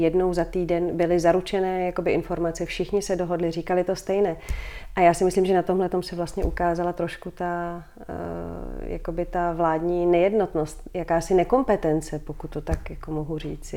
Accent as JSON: {"language": "Czech", "region": "Prague", "country": "Czechia", "also_born_or_lived": "Brussels, Belgium", "moved": "as an adult", "said": "Vrátili mm-hmm. jsme se do Prahy, vrátili jsme se v podstatě tady, do, dá se říct, do centra města, bydlíme tady dole v Holešovicích"}